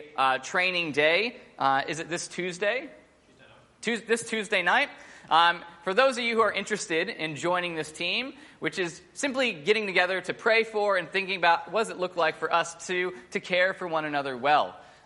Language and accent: English; United States; moved away as an adult; now in Sydney, Australia; I'm American, but I'm not really American. I'm Aussie, but I'm not really Aussie.